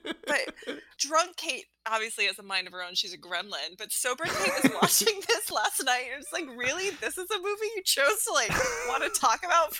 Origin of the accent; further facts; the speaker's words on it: Alaska, United States; I grew up in Alaska. It was dark.